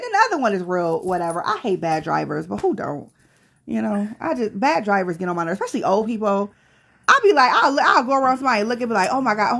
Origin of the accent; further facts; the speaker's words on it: Tonawanda, New York, United States; I'm from Tonawanda, bitch.